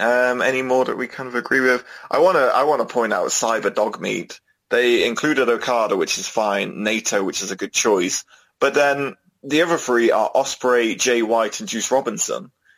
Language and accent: English; Netherlands; Alistair Black, because he oozes cool, and we're both from the Netherlands.